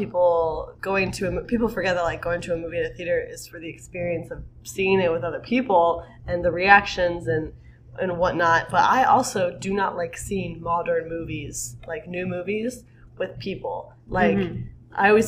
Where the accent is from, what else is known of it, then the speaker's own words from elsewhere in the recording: United States; we're from America